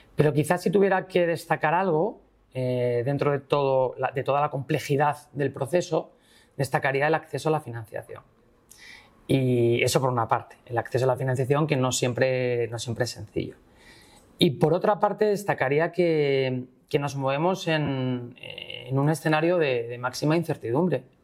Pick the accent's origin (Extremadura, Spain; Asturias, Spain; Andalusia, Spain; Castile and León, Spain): Asturias, Spain; soy del norte, bueno, soy asturiano